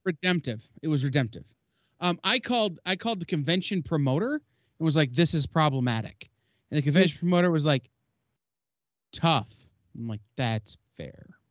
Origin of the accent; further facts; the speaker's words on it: Michigan, United States; I'm from the Midwest in Michigan